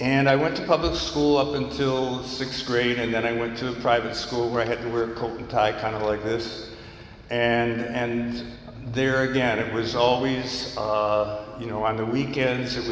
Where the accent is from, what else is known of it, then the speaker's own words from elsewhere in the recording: New York, United States; I grew up in New York State, where the drinking age at that time was 18